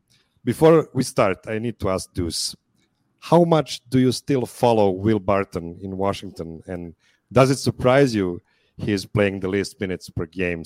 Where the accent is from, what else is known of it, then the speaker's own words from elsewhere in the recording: Serbia; two Serbians talk about the Nuggets